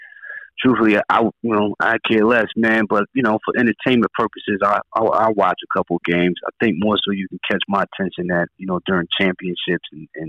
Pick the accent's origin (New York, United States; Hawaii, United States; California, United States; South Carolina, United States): New York, United States; Buffalo; growing up in Buffalo, man, you know, like any other city, you know, inner city, urban